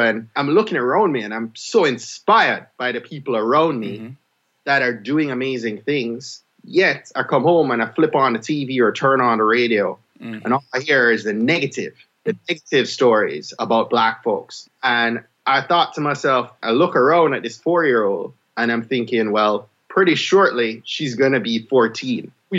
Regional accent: Jamaica; now in Maryland, United States; I'm a Jamaican

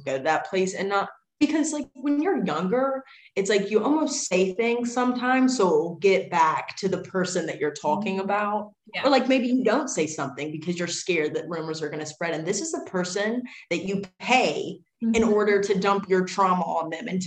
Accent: Virginia, United States; Small town in Virginia.

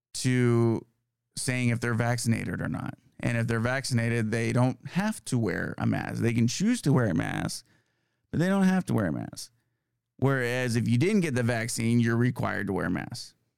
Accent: California, United States; moved away; it's nice to see my home state. Um, I still have a lot of family out there

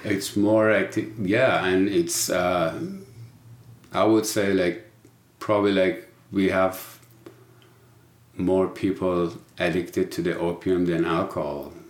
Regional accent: Iran; English is a second language; moved away; I was born in Iran we call ourselves Persian

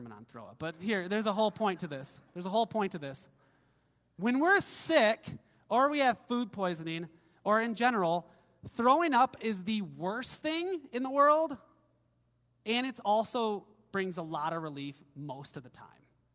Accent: Midwest, United States; growing up in the Midwest, I grew up on, I think our family had like a 100-acre farm

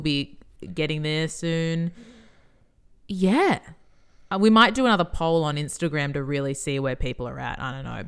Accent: Australia; we are Australian.

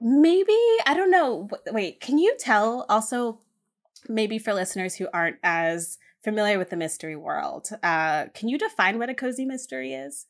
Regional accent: Hamden, Connecticut, United States; I grew up in Hampton, Connecticut

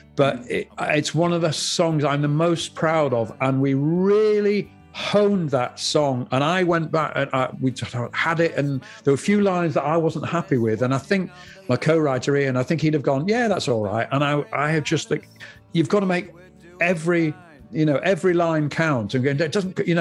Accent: Yorkshire and the Humber, United Kingdom; I'm from Yorkshire

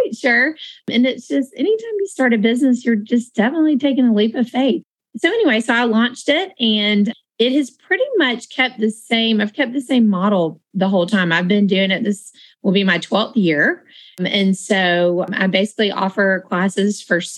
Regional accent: Marietta, Georgia, United States; the Social Class started when I was growing up in Marietta

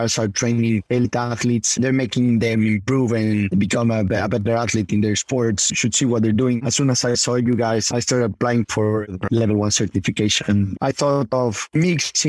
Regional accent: Puebla, Mexico; Puebla, my hometown

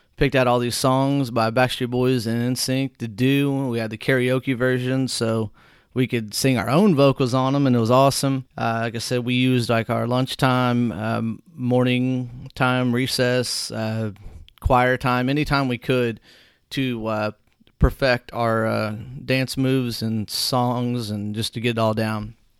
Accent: Whitehall, United States; Whitehall, my hometown

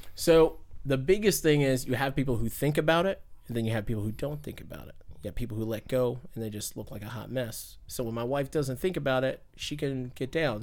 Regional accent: Fayetteville, North Carolina, United States; moved away; I'm from Fayetteville, North Carolina

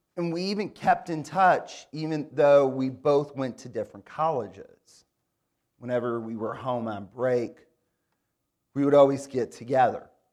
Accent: Grand Rapids, Michigan, United States; now in Raleigh, United States; I grew up in Grand Rapids, Michigan

